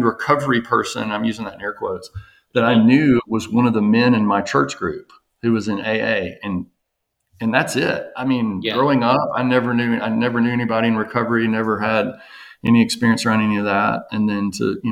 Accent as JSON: {"language": "English", "town": "Jackson", "region": "Mississippi", "country": "United States", "also_born_or_lived": "Florida", "moved": "as an adult", "lives_now": "Nashville, United States", "said": "I'm from Jackson, Mississippi, went to school there, Mississippi State, Ole Miss for med school."}